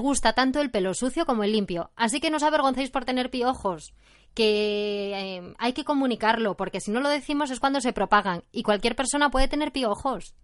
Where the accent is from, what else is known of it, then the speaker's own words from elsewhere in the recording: Oviedo, Asturias, Spain; soy de Oviedo y tengo 63 años